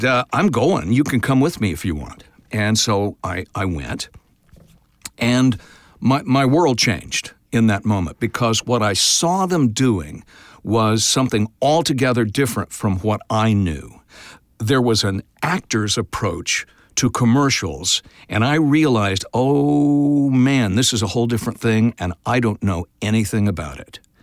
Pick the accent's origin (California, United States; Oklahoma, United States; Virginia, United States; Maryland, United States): Oklahoma, United States; Tulsa; I grew up in Tulsa